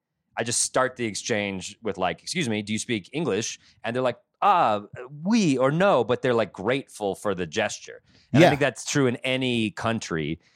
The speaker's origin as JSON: {"language": "English", "country": "United States", "said": "It's ugly Americanism. And the stereotype is that we just don't care. And we're like, whatever, I'm an American, I'm a tourist, fuck you."}